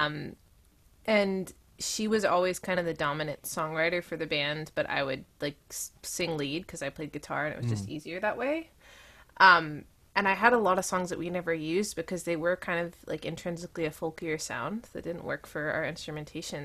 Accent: East Tennessee, United States; I grew up in East Tennessee

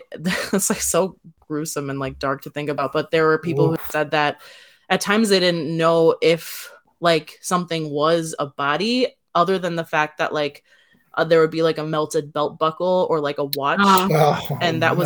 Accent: Wisconsin, United States; someone who was born and raised in Wisconsin

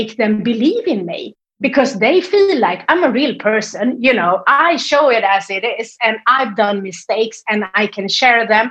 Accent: Sweden; English is a second language; you can hear that I'm from Sweden. I don't have this English like sound

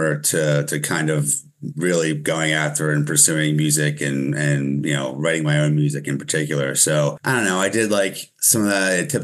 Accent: Eldersburg, Maryland, United States; moved away; also born or lived in Pennsylvania; I'm from Maryland originally. Our mutual friend and I grew up on the same street, actually. Grew up in Eldersburg

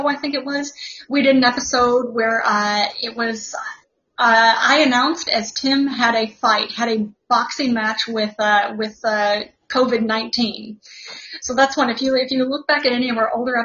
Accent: New York City, New York, United States; New York, New York

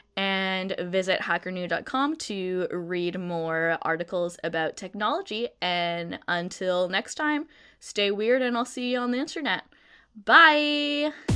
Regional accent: Canada; moved away as an adult; also born or lived in Vancouver, BC; now in Netherlands; I'm from Canada

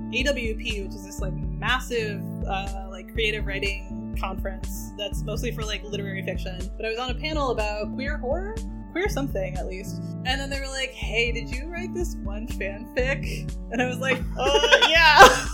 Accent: New England, United States; Yeah, I am just also from New England

